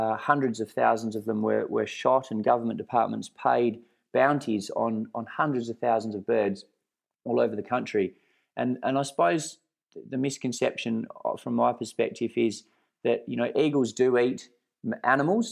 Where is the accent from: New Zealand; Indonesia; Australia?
Australia; Perth Hills, Western Australia; in the Perth Hills here where I grew up